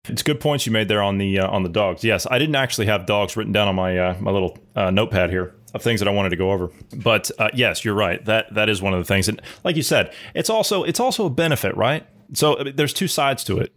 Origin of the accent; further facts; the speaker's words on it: Ohio, United States; moved away; I'm from Ohio originally